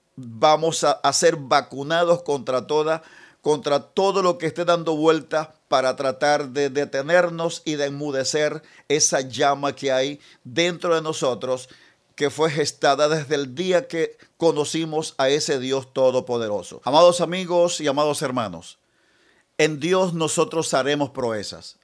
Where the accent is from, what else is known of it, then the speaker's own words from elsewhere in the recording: Venezuela; estamos viviendo como, como venezolanos